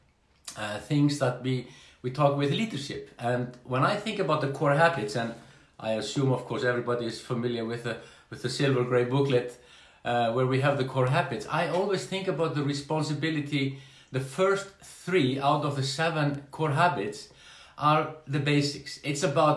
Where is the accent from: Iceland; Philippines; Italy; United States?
Iceland; I'm from Iceland